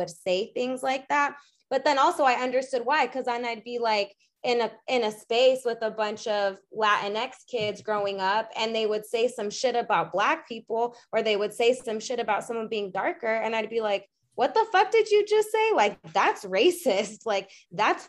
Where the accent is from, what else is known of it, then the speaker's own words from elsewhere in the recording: Arizona, United States; we grew up in Arizona, and really my mom's side is the only side here